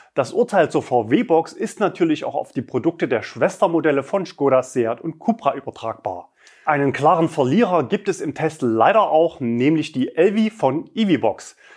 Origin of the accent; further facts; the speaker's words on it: Leipzig, Saxony, Germany; in Leipzig, also meiner Heimatstadt